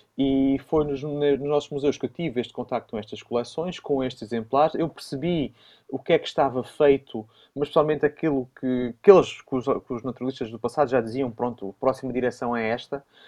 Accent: Évora, Alentejo, Portugal; now in Porto, Portugal; de Évora, da minha cidade natal

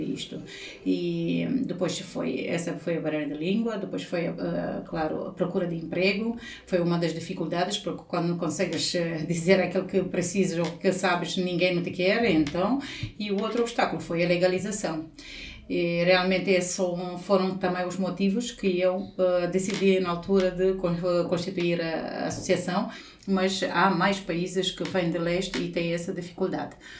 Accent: Romania; Portuguese is a second language; moved away as an adult; now in Portugal; eu sou romena

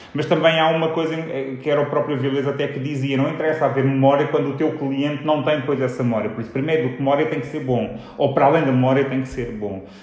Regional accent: Portugal; nós passamos a vida a fazer comparações entre Portugal e Espanha

